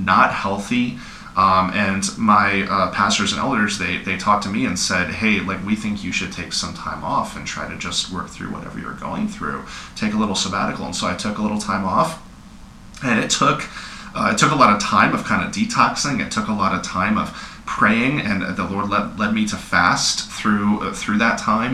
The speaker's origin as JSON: {"language": "English", "town": "Houston", "region": "Texas", "country": "United States", "tie": "born or raised there", "also_born_or_lived": "northern Michigan", "moved": "yes", "lives_now": "Ann Arbor, United States", "said": "I grew up in Houston, Texas, like I said, so I had Christians all around me"}